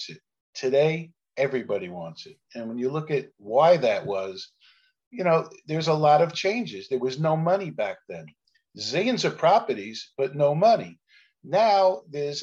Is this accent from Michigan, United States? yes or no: no; New York City, New York, United States; I'm a kid from Canarsie, Brooklyn, which I refer to as the Mafia minor leagues, a rough place to grow up